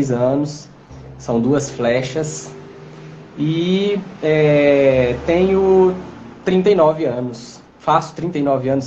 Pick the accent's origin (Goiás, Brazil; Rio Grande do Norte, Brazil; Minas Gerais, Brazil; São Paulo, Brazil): Minas Gerais, Brazil; Teófilo Otoni; accent: meio abaianado; now in Belo Horizonte, Brazil; Atualmente eu moro em Belo Horizonte, é, mas eu sou da cidade de Teoflotone, então o sotaque carregado aí, meio abaianado, é de Teoflotone.